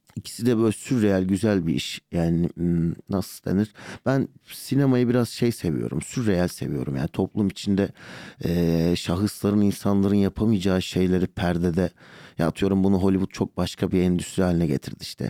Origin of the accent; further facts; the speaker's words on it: Şanlıurfa, Turkey; also born or lived in Birecik; now in Istanbul, Turkey; Urfalıyım ben. Urfa'da doğup büyüdüm.